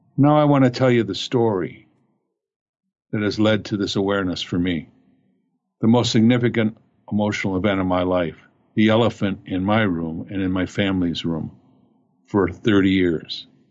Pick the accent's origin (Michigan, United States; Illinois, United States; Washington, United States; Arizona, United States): Michigan, United States; Fraser; I grew up in Fraser, Michigan